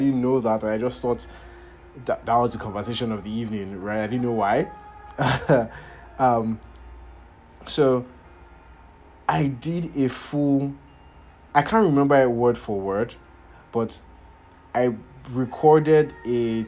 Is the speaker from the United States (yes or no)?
no; Nigeria; I am Nigerian